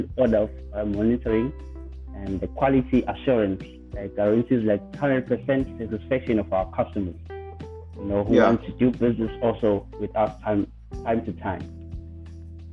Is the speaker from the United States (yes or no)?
no; Ulundi, KwaZulu-Natal, South Africa; now in Durban, South Africa; I was born in Ulundi. I was raised in Ulundi.